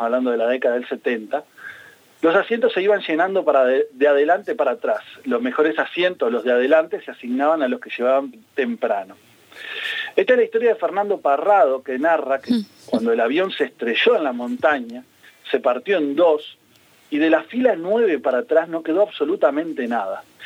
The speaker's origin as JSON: {"language": "Spanish", "country": "Uruguay", "said": "como todo uruguayo"}